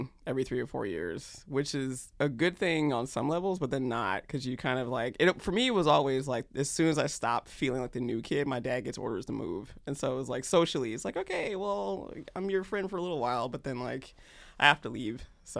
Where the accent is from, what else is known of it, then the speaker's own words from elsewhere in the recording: North Carolina, United States; also born or lived in Georgia / Germany / Kentucky; I did not. I actually was a military brat. So I was born in Georgia and then finished high school in North Carolina. But in between, lived in Germany, Fort Knox, Kentucky, North Carolina again.